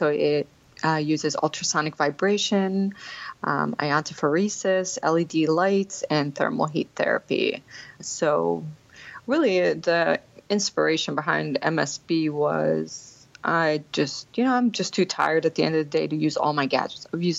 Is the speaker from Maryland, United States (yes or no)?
no; Lancaster, Pennsylvania, United States; also born or lived in Kuwait; So I was born in Kuwait, And then I moved here after the Gulf War. So I was an immigrant coming into the country. And then I moved to Lancaster, Pennsylvania, out of all places to move.